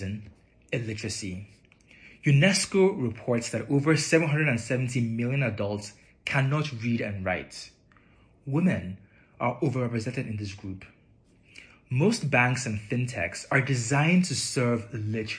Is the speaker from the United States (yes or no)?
no; Nigeria; moved away; also born or lived in Europe / North America; I was born in Nigeria. I've been fortunate to have lived and worked in Europe and North America and Africa.